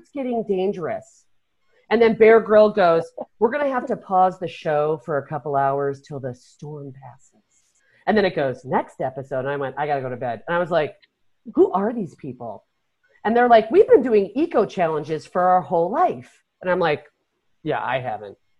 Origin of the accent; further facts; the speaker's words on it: Chicago, Illinois, United States; we grew up in Chicago, and our house was built in 1910